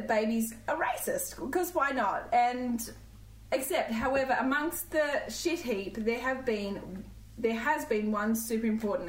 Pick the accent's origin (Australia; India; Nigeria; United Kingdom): Australia; Coolamon, New South Wales; I am also from the Riverina. I'm Coolerman, which is near Wagga.